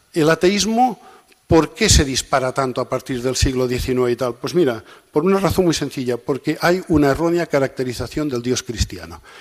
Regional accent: Catalonia, Spain; soy catalán

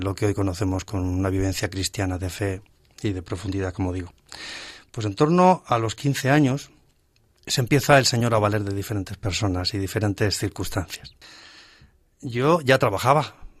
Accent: Alcorcón, Community of Madrid, Spain; also born or lived in Navalcarnero; nos vinimos a Alcorcón y allí en Alcorcón consigo. Desde entonces, decía prácticamente sí que es ya mi pueblo de corazón donde he crecido y me he casado

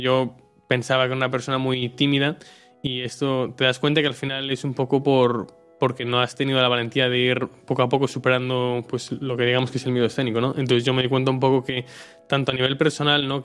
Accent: Marín, Galicia, Spain; soy de Marín, que es un pueblo que está al lado de, Pontevedra

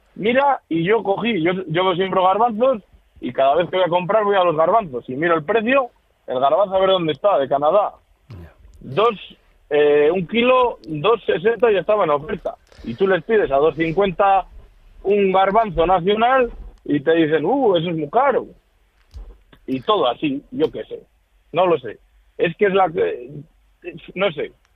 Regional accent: Palencia, Castile and León, Spain; yo soy de Palencia

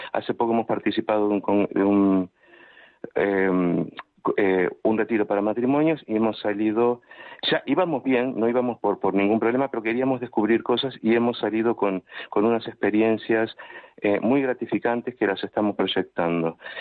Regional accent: Uruguay; now in Palma de Mallorca, Spain; soy nativo de Uruguay

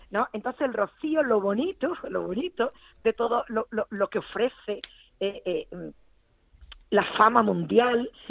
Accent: Utrera, Andalusia, Spain; yo nací en Utrera.

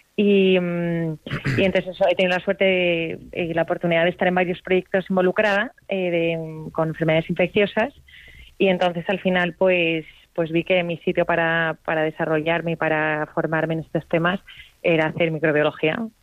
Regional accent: Madrid, Community of Madrid, Spain; moved away as an adult; now in Barcelona, Spain; yo soy de Madrid, pero me, pero me he mudado a Barcelona

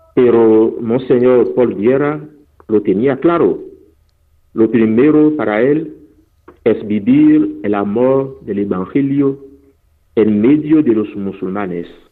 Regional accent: Benin; first language Fon; Spanish is a second language; moved away; misioneros que han llegado en mi país, Benin

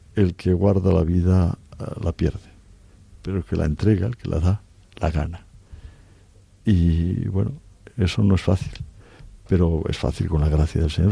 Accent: Cantabria, Spain; moved away as an adult; also born or lived in Oviedo / Orense

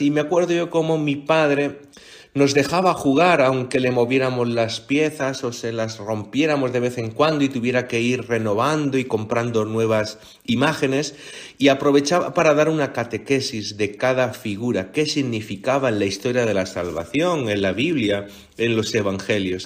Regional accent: Region of Murcia, Spain; soy de Murcia, del sur, de la costa, de una huerta impresionante y, bella

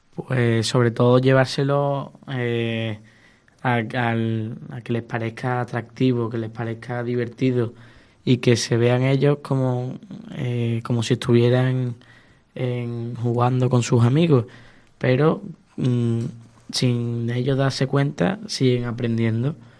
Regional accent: Seville, Andalusia, Spain; yo soy de Sevilla, España

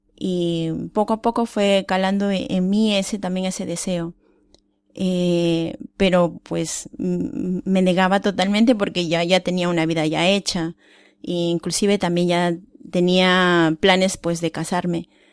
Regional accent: Peru; moved away; yo soy de Perú

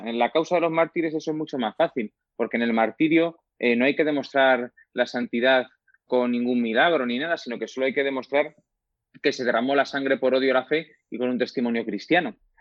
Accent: Humanes, Spain; yo ya desde, desde joven, de toda la vida, pues he pertenecido pues a, mi parroquia, en mi pueblo, en Humanes

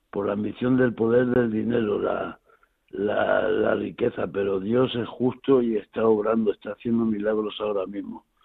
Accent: Reus, Catalonia, Spain; born there; Nací en Reus.

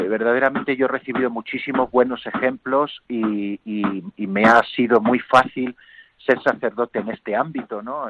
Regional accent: Gamonal, Castilla-La Mancha, Spain; also born or lived in Palencia; yo nací en un pueblo eh, cerquita de Talavera de la Reina, que se llama Gamonal

